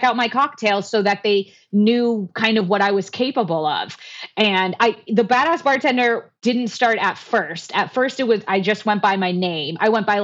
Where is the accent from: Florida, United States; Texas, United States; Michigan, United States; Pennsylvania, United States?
Florida, United States; South; moved away as an adult; now in Phoenix, United States; originally I am from South Florida